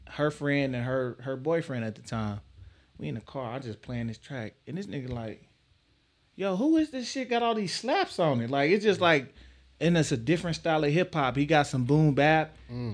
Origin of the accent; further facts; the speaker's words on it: Texas, United States; I'm from Texas